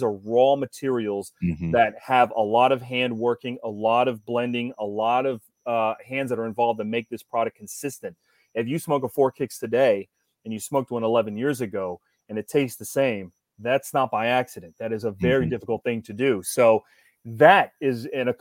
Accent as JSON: {"language": "English", "region": "Ohio", "country": "United States", "tie": "born or raised there", "said": "I grew up in Ohio."}